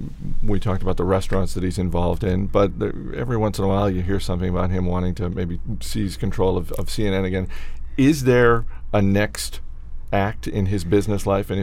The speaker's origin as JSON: {"language": "English", "region": "Maine", "country": "United States", "said": "I'm also from Maine"}